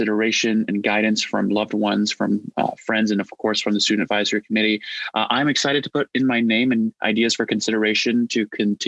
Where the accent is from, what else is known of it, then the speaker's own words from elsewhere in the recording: Indiana, United States; also born or lived in Nebraska; I was born in Nebraska and raised in Indiana, so spent most of my life around corn, flatland, and being a Midwesterner.